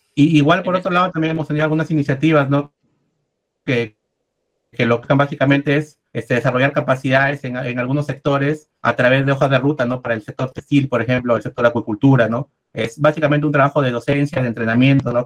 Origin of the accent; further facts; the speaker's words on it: Peru; yo soy, soy de Perú